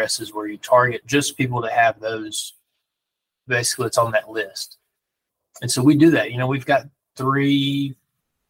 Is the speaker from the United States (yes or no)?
yes; Danville, Alabama, United States; now in Huntsville, United States; I grew up right here. I remember when this Dollar General was built. I went to high school right across the street at Danville High School